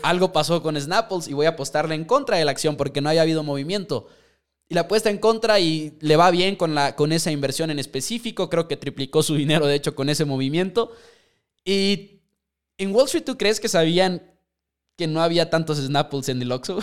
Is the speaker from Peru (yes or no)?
no; Mexico; nosotros somos de México